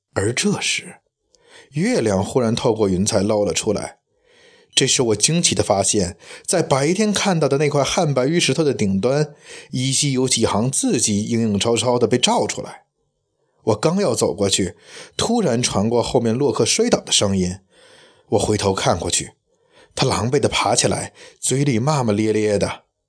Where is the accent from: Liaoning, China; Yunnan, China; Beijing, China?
Beijing, China; 因为我是一个生活土生土长的北京人